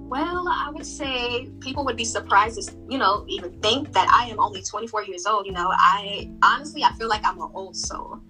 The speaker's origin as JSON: {"language": "English", "region": "Virginia", "country": "United States", "tie": "born or raised there", "also_born_or_lived": "Brooklyn, New York", "said": "I was raised in a DMV area, 757"}